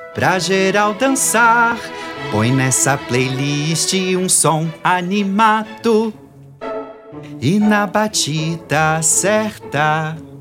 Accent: Belo Horizonte, Minas Gerais, Brazil; Eu sou daqui de Belo Horizonte mesmo

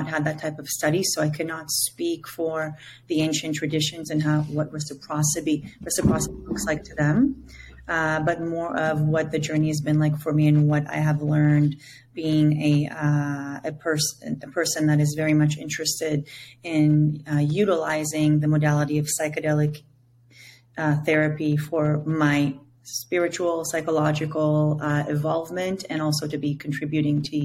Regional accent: Israel; first language Hebrew; English is a second language; now in Costa Rica; born in Israel. My name literally means sacred song in my native language of Hebrew

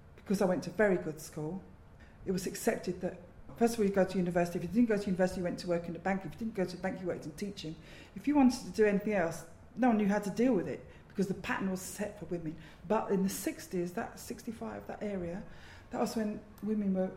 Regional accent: London, United Kingdom; I was born in London and have lived here all my life, but also lived overseas.

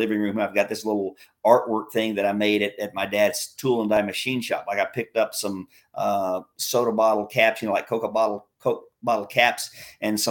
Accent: South Carolina, United States; accent: southern; United States, South Carolina

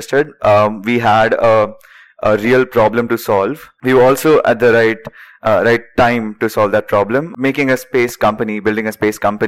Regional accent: Vidarbha region, Maharashtra, India; now in Bangalore, India; Both of us, we come from really small places in India. I am from the Vidarbha region in Maharashtra

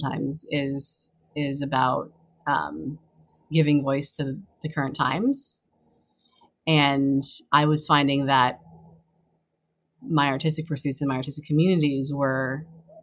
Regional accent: East Coast, United States; also born or lived in Taiwan; I was born in Taiwan, grew up on the East Coast

